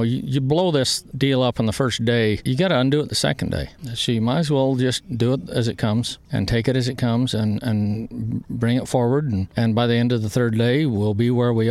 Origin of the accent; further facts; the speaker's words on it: Great Basin, United States; also born or lived in Utah; I grew up in the Great Basin